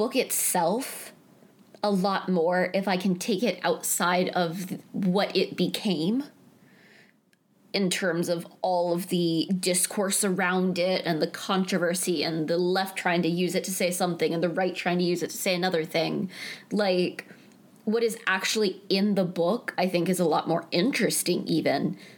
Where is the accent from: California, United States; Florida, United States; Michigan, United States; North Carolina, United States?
North Carolina, United States; eastern; I'm from North Carolina, and I'm from sort of the more eastern part of the state